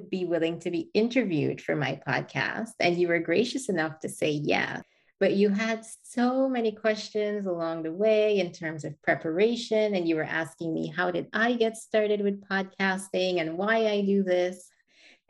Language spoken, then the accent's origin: English; Guyana; I was born and raised in Guyana in South America